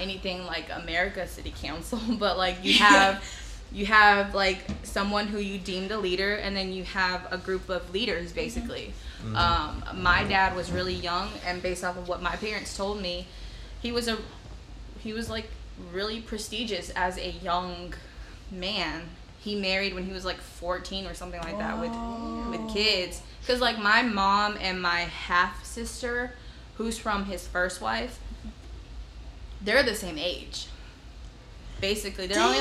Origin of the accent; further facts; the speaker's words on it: Sacramento, California, United States; first language Hmong; I was born in Sacramento, California